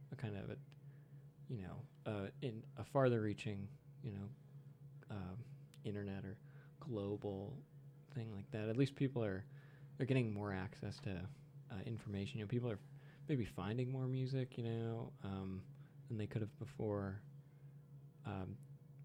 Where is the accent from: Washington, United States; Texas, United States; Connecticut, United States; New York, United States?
Connecticut, United States; I'm from Connecticut